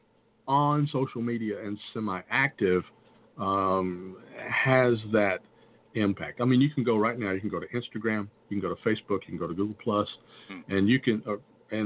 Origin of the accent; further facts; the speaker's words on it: the South, United States; I'm from the South